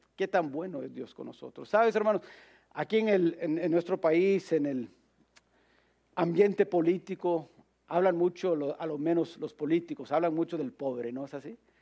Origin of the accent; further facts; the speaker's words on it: United States; como americanos